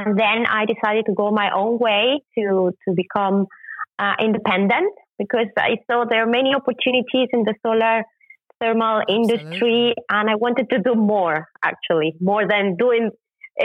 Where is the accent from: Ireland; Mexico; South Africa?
Mexico; moved away as an adult; now in Germany; I was born in Mexico, but I've been living in Germany since 2004, so it's almost 19 years living on this side of the ocean.